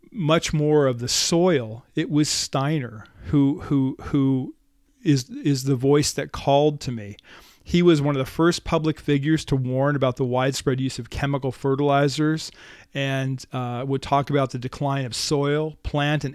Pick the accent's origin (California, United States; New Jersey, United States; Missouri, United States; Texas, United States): New Jersey, United States; where I grew up in New Jersey